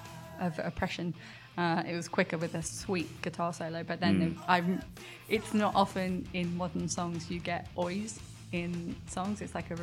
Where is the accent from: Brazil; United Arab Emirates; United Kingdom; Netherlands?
United Kingdom; I'm British.